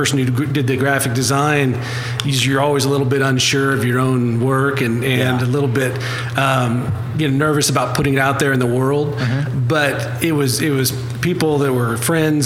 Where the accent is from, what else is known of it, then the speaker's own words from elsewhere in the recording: Southeast Iowa, United States; now in Oklahoma, United States; I grew up in Southeast Iowa.